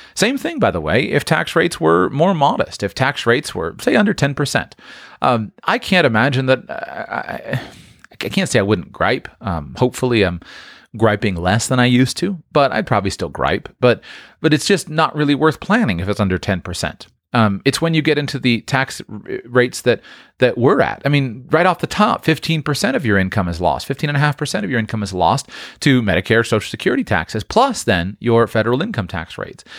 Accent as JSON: {"language": "English", "country": "United States", "said": "many of us Americans"}